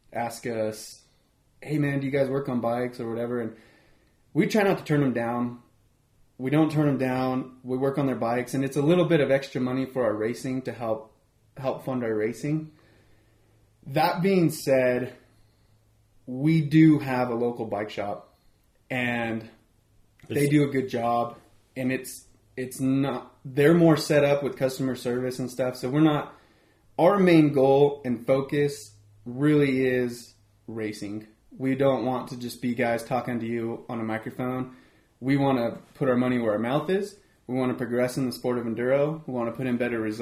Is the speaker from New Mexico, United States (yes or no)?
yes; Aztec, New Mexico, United States; The three of us, we're all here from Aztec